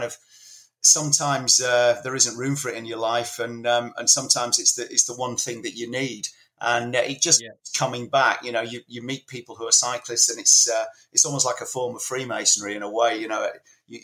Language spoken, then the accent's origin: English; Leeds, Yorkshire and the Humber, United Kingdom; I was growing up in Leeds in the 70s.